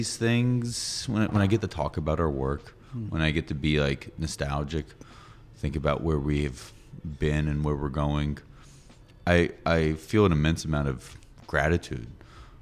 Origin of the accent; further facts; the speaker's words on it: Atlanta, Georgia, United States; I'm from Atlanta. I love my city